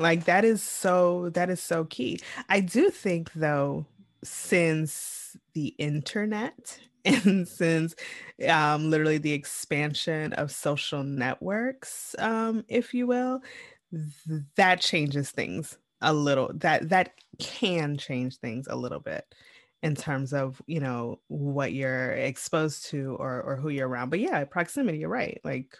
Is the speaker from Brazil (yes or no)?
no; Jamaica; I am always, one, I am Jamaican.